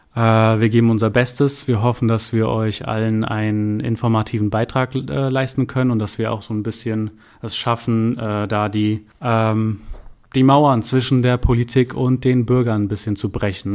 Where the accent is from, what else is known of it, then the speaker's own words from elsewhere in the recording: Darmstadt, Hesse, Germany; Ich bin auch gebürtiger Darmstädter, also ein echter Heiner. Ähm, bin hier zur Schule gegangen